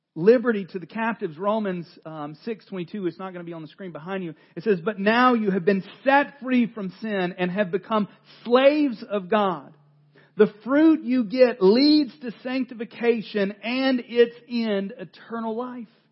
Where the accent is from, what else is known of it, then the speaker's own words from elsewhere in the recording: North Carolina, United States; I am from North Carolina